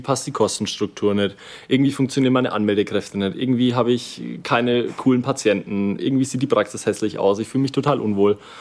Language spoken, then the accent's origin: German; Kulmbach, Bavaria, Germany; wir sind aus Kulmbach